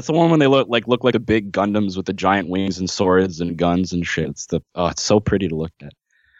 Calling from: Charlottetown, Prince Edward Island, Canada; I'm Skyping in from Charlottetown, Prince Edward Island, Canada.

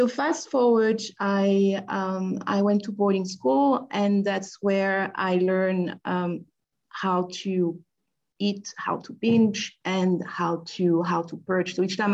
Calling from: Paris, Île-de-France, France; I'm dialing from Paris.

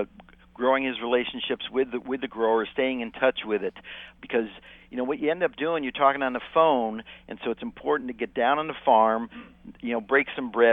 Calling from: Goleta, California, United States; Well, right now I'm down in Central California, just north, just outside of Santa Barbara, a little town called Goleta.

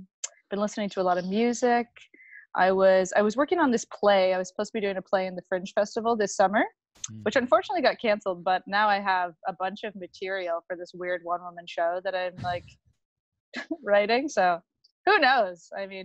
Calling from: Kingston, Ontario, Canada; Tonight, I'm in a nice, steamy, hot apartment in Kingston, Ontario.

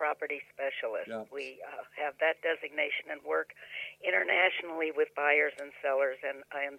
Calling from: St. Louis, Missouri, United States; I am calling from St. Louis, Missouri.

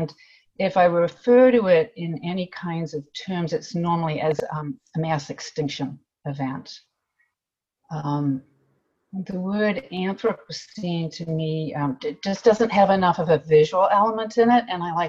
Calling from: Fairbanks, Alaska, United States; Well, first I'd like to say that I'm joining from Fairbanks, the traditional homeland of the Diné and Dena'ina people of the Lower Tanana Valley.

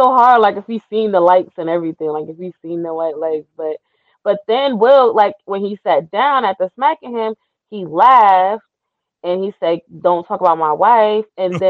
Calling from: Georgia, United States

